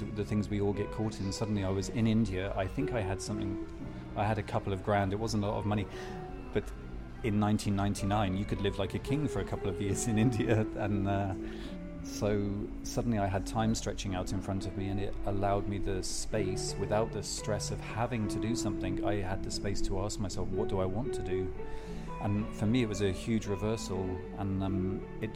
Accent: Devon, South West England, United Kingdom; moved away as an adult; also born or lived in Geneva, Switzerland / London; now in Mallorca, Spain; I was brought up in Devon

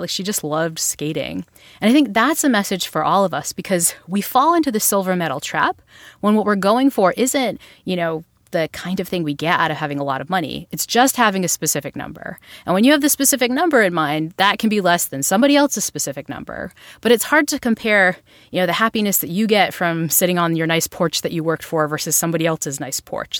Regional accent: Northeast, United States

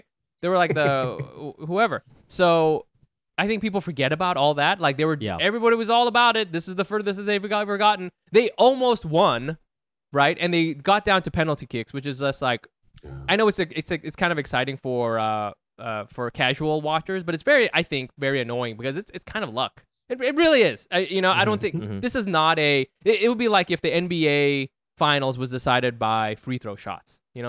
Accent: England, United Kingdom; There's an English nationality, you know what I'm saying? We're English.

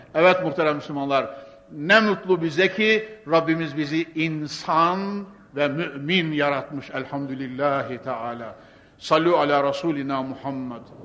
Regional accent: Konya, Turkey; ben Konyalıyım. Ne olsa Anadolu çocuğu

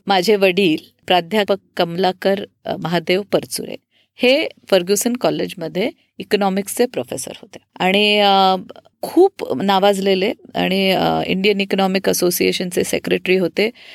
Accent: Pune, Maharashtra, India; also born or lived in Panchgani / Mumbai / Nashik; पुण्यात बऱ्यापैकी वाढलेली आहे त्याच्या आधी थोडे वर्ष पाचगणीला होतो आम्ही

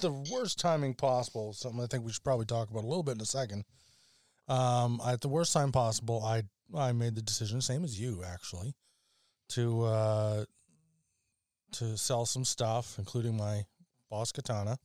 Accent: Alberta, Canada; I come from Alberta

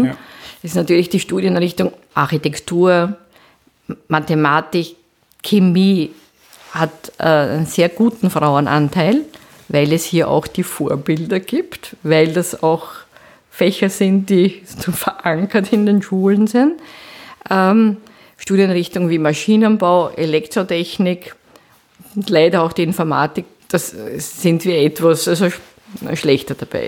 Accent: Vienna, Austria; moved away as an adult; also born or lived in Geneva / Linz; seit 2001 bin ich wieder sozusagen zurück in meiner Heimatstadt. Ich bin an der Technischen Universität Wien Professorin

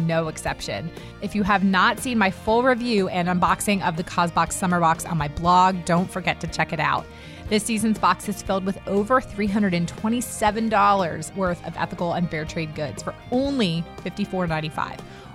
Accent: United States; I grew up right outside of Washington, D.C.

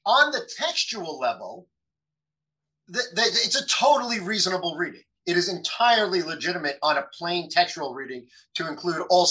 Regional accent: United States; I live in America, I'm an American

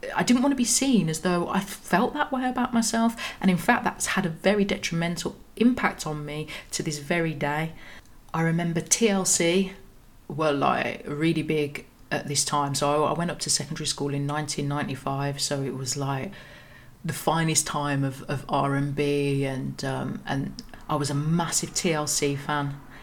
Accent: Birmingham, West Midlands, United Kingdom; I was born in Birmingham in in the cold autumn of 1983

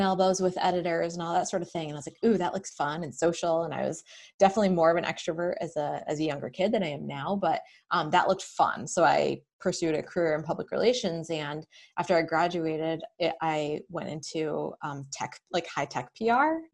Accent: Manchester, New Hampshire, United States; also born or lived in Bedford, New Hampshire; I grew up in New Hampshire. Um, I'm in Bedford now, and I grew up in Manchester

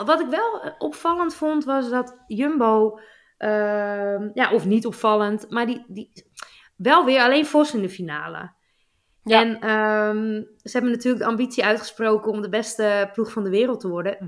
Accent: Netherlands; ons als Nederlanders

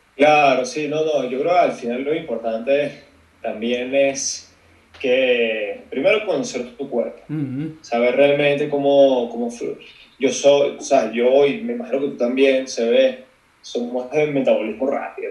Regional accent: Caracas, Capital District, Venezuela; moved away as an adult; also born or lived in North Carolina, United States; now in Mexico City, Mexico; soy como tú, caraqueño, este, del 91 me crié, así, o sea, estudié en Venezuela, me fui a los 18

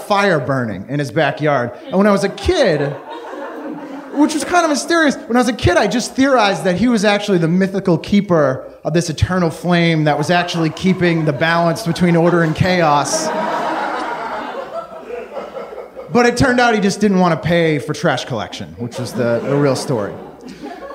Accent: just outside of Boston, Massachusetts, United States; I grew up just outside of Boston

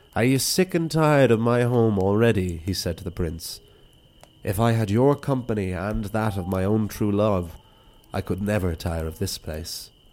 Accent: Wicklow, Leinster, Ireland; my hometown

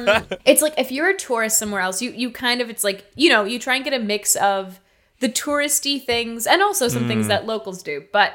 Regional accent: Los Angeles, California, United States; being an Angelino

